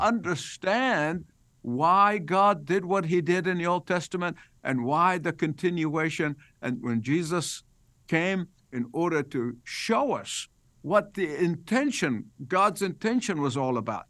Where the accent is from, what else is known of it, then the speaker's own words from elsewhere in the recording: Egypt; moved away as an adult; I was born in Egypt. I lived there the first eighteen years of my life